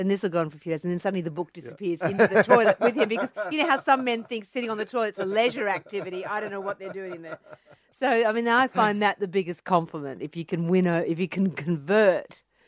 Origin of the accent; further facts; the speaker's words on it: Cronulla, New South Wales, Australia; Well, I grew up in the Shire, which we call the Insular Peninsula, in Sydney, you know, at Cronulla.